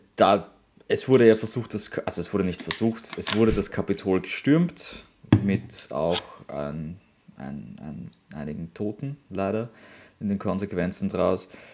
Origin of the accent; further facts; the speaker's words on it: Austria; für mich als Europäer, für mich als Österreicher